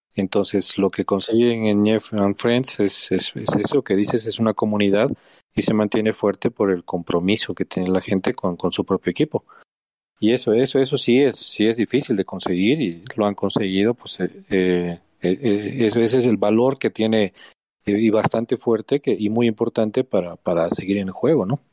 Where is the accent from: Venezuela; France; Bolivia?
Bolivia; somos bolivianos